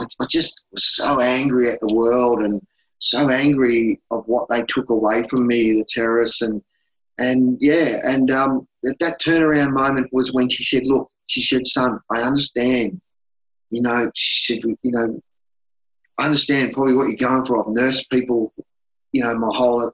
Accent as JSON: {"language": "English", "town": "Melbourne", "region": "Victoria", "country": "Australia", "tie": "born or raised there", "said": "where I grew up from in Melbourne"}